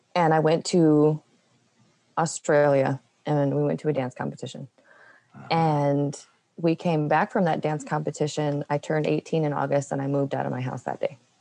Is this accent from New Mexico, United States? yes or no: yes; New Mexico, United States; also born or lived in West Texas; I was born in West Texas, and I was I grew up in a little tiny town. And then when I was about seven, we moved to New Mexico